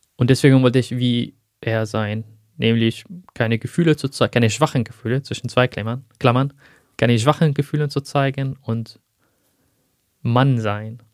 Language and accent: German; Aleppo, Aleppo Governorate, Syria; first language Arabic; German is a second language; moved away as an adult; now in Germany; dort spreche ich ja Arabisch. Das ist meine Muttersprache. Ich habe auch in Syrien 25 Jahre von meinem Leben dort gebracht